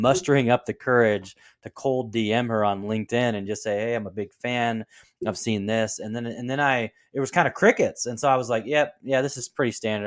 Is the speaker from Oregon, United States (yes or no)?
yes; Portland, Oregon, United States; my hometown team of the Trailblazers